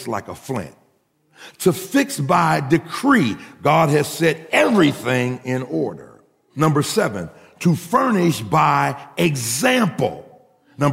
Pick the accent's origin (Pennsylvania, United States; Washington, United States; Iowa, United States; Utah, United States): Pennsylvania, United States; Pittsburgh; we're from Pittsburgh